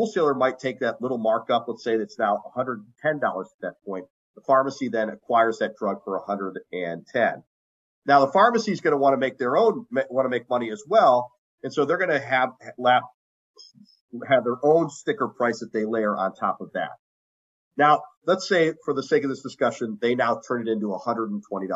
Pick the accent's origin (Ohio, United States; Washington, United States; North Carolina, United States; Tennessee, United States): Ohio, United States; in my home state of Ohio